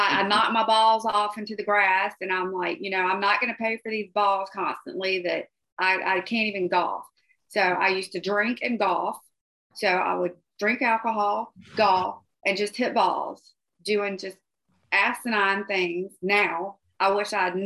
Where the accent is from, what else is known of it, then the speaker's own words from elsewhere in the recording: Georgia, United States; Growing up in Georgia